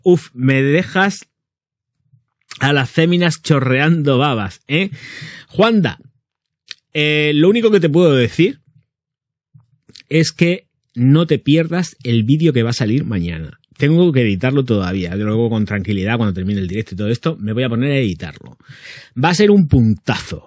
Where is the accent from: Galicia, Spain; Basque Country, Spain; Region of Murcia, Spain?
Region of Murcia, Spain; como buen murciano que soy